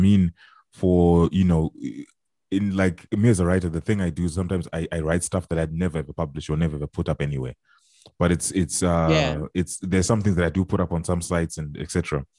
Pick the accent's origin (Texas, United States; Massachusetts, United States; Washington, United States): Texas, United States; as a Texan